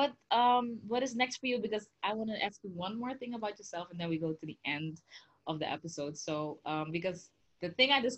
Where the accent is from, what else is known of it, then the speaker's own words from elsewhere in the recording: Suriname; also born or lived in Curaçao; now in Ghana; I'm from the Caribbean originally, actually, you know, Suriname